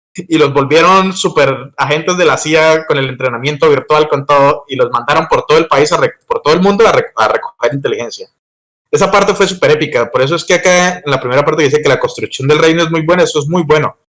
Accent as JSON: {"language": "Spanish", "country": "Colombia", "tie": "born or raised there", "said": "mi país, que es Colombia"}